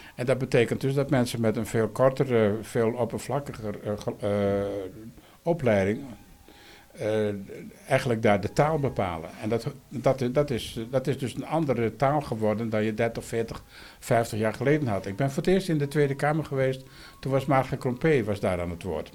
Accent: Friesland, Netherlands; ik kom uit Friesland

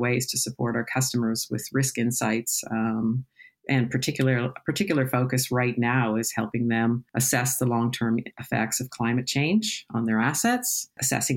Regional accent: Toronto, Ontario, Canada; moved away as an adult; also born or lived in United Kingdom; now in London, United Kingdom; As you may tell from my accent, I'm originally from Toronto, Canada

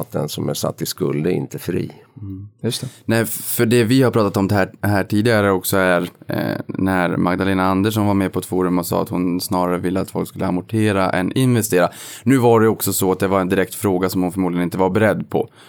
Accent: Boden, Norrbotten County, Sweden; moved away; när jag var hemma i Boden för ett antal år sedan

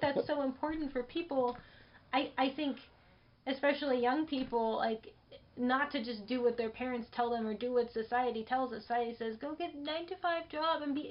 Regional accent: Los Angeles, California, United States; I was born in Los Angeles. So this is my hometown.

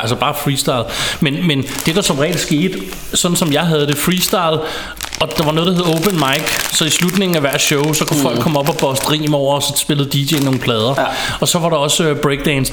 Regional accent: Ballerup, Capital Region of Denmark, Denmark; jeg er vokset op i Ballerup

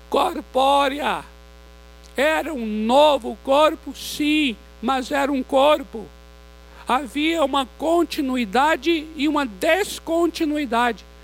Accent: Vitória da Conquista, Bahia, Brazil; moved away; eu sou baiano de Vitória da Conquista

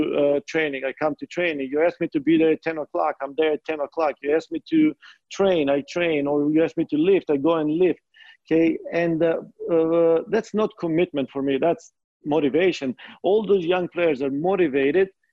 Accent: North Macedonia; moved away as an adult; also born or lived in Midwest, United States; now in United States; even though I'm coming from Macedonia, I consider myself a Midwestern. Being here for 20 years

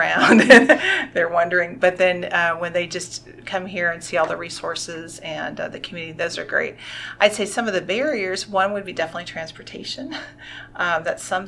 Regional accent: California, United States; now in Arkansas, United States; I'm originally from California

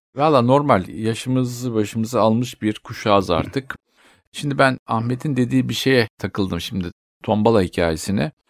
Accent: Turkey; moved away; also born or lived in Spain; bizim ülkemizde

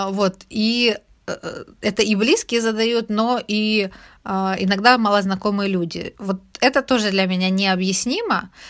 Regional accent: Ukraine; Ведь мы же каждый день не ходим и не говорим «я украинка» или «я украинец»

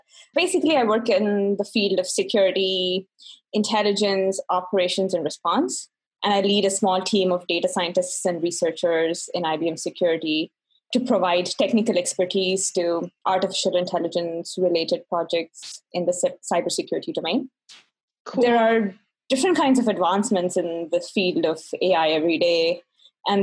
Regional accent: Bangalore, Karnataka, India; English is a second language; moved away as an adult; now in United States; I'm originally from Bangalore, which is called the Silicon Valley of India.

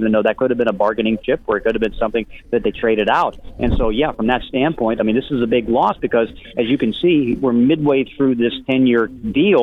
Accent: Pittsburgh, Pennsylvania, United States; I grew up in Pittsburgh where he grew up

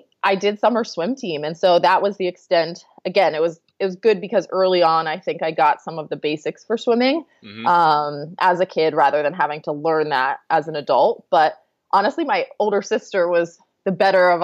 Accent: Annapolis, Maryland, United States; moved away as an adult; now in Charlottesville, United States; I grew up outside of Annapolis, Maryland

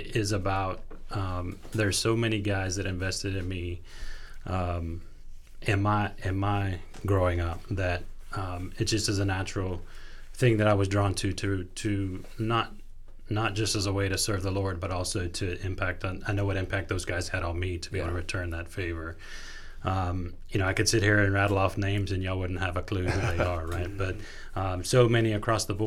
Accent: Del City, Oklahoma, United States; Home is Del City, Oklahoma. Okay. So I'm from right here in this area

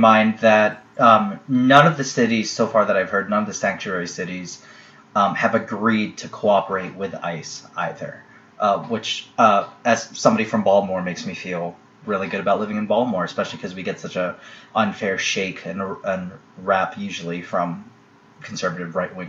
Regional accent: Philippines; We are Filipino.

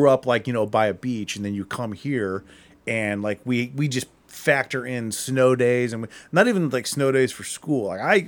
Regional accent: Akron, Ohio, United States; My wife, she's from Kent. So we're, and I'm from Akron. So we're from around here

